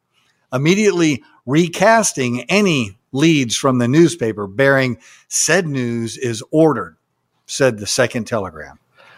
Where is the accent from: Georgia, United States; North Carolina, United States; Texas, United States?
Texas, United States; I'm from Texas.